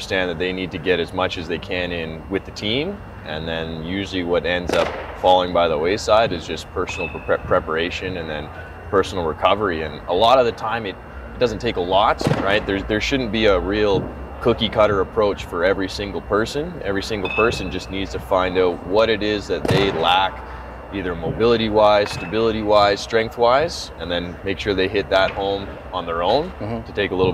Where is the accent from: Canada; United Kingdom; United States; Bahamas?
Canada; Calgary, Alberta; I grew up playing here in Calgary